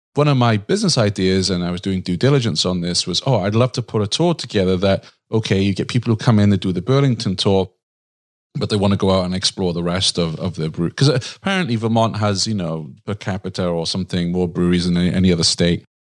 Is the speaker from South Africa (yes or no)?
no; Wales, United Kingdom; now in United States; I'm from Wales, but I live in the U S